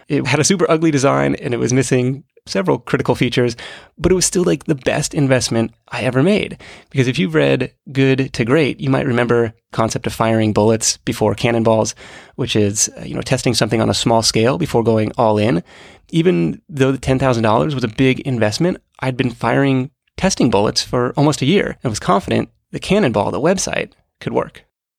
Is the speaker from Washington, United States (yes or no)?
yes; Seattle, Washington, United States; moved away as an adult; I thought it would be worthwhile to leave Seattle and see what else was out there. I'd lived there almost my entire life.